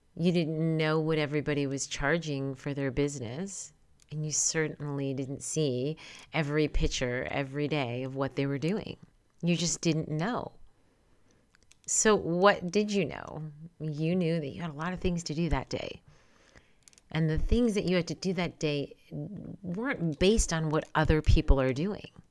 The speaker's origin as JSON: {"language": "English", "region": "New York", "country": "United States", "tie": "born or raised there", "moved": "yes", "lives_now": "California, United States", "said": "Born and raised in New York, I do live and reside in California"}